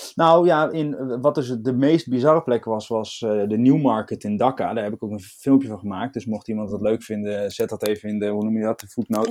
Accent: Netherlands

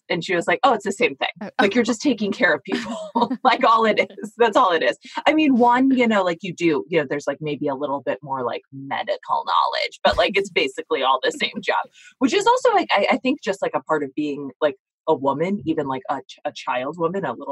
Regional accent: United States; as American women

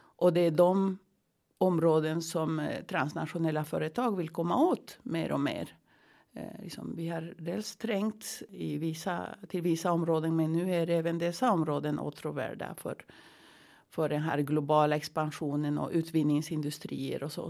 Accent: Andes, Peru; now in Sweden; jag kommer från Peru, från Anderna.

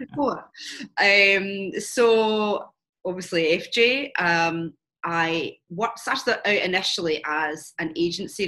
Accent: Glasgow, Scotland, United Kingdom; moved away as an adult; also born or lived in London; I'm Scottish, so I moved from Glasgow down to London

